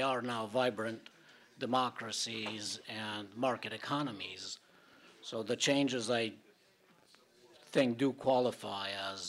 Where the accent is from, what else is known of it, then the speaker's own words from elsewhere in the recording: Romania; moved away; I come from Romania, where the overthrow of communism resulted in about 3,000 deaths.